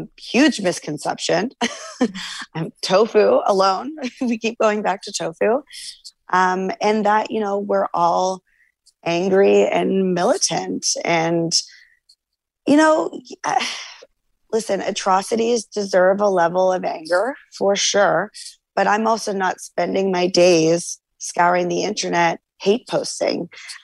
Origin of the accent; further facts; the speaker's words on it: Canada; I find the typical American diet, I'm Canadian as well.